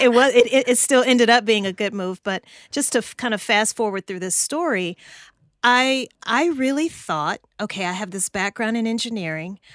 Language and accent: English; Louisiana, United States; moved away as an adult; also born or lived in New Orleans, Louisiana; now in Atlanta, United States; I'm from Louisiana originally